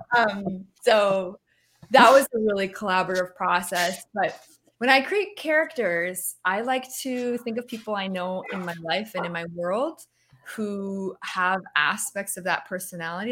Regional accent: Canada; moved away; I'm Canadian

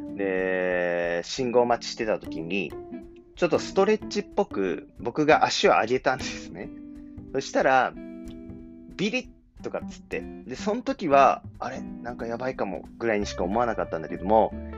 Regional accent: Kumamoto, Japan; moved away as an adult; now in Tokyo, Japan; 熊本出身なんですけども

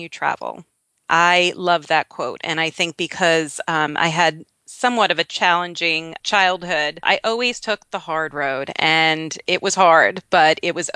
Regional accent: Long Island, New York, United States; moved away as an adult; also born or lived in South Florida; now in Pittsburgh, United States; I am originally from Long Island, New York. I moved down to South Florida when I was 19 years old

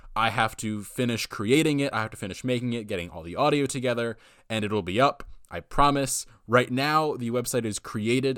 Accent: United States; I'm an American

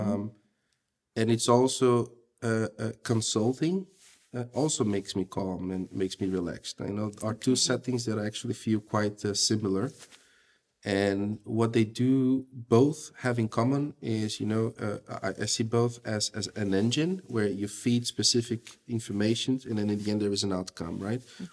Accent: Brazil; moved away as an adult; now in Belgium; I'm from Brazil. My wife is from Russia. We live okay. in Belgium.

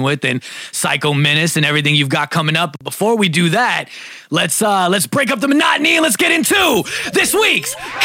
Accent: New York City, New York, United States; now in California, United States; I'm a Brooklyn native

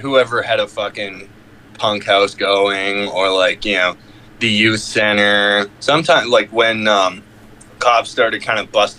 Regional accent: Squamish, British Columbia, Canada

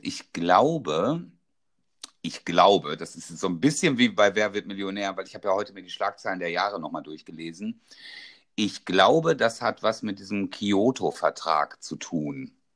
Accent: North Rhine-Westphalia, Germany; also born or lived in Dortmund; bei uns in NRW

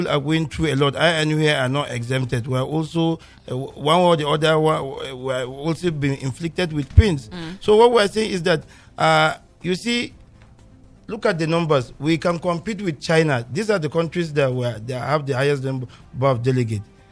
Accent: Nigeria; I'm speaking as a Nigerian

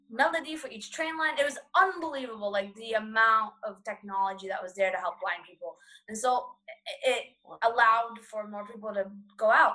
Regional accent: Boston, Massachusetts, United States; ever since I was a kid and growing up in Boston

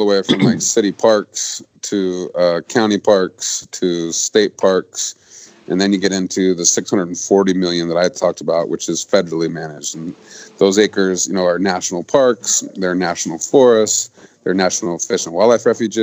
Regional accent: Montana, United States; in my home state of Montana

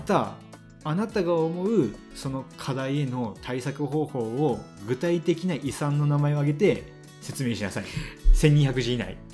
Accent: Hiroshima, Japan; 僕のじ、 地元が広島県で

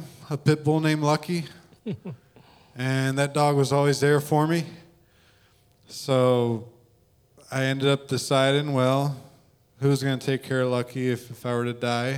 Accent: Philadelphia, Pennsylvania, United States; moved away; also born or lived in Memphis, Tennessee / Oxford, Mississippi; my best friend I grew up with in Philly

